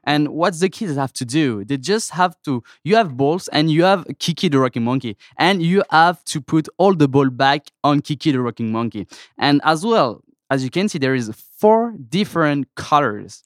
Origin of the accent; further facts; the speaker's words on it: France; accent: French; English is a second language; moved away as an adult; now in United States; I'm from France